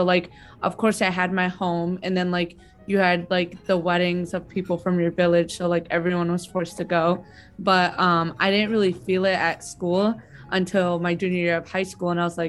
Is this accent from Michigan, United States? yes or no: yes; Ypsilanti, Michigan, United States; I grew up in Ypsilanti, Michigan, where there's like a decent sized Palestinian communities